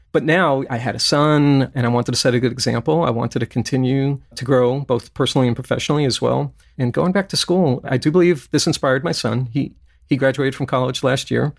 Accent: Brooklyn, New York, United States; also born or lived in Kentucky; now in California, United States; When I was a kid growing up in Brooklyn

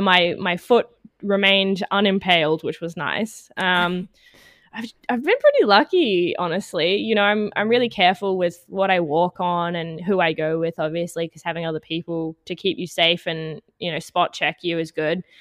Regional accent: Canberra, Australian Capital Territory, Australia; now in Melbourne, Australia; I'm from Australia, originally from Canberra, the capital, but I've since moved down to Melbourne

